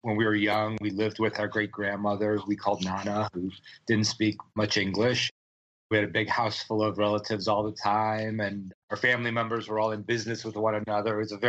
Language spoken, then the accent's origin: English; Cleveland, Ohio, United States; We had sort of like your classic Italian-American upbringing, I think. We grew up in Cleveland on the east side of the city.